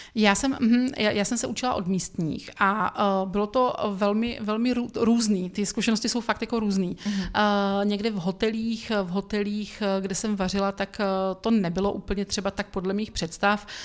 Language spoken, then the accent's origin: Czech; Brno, South Moravian Region, Czechia; jako Brňák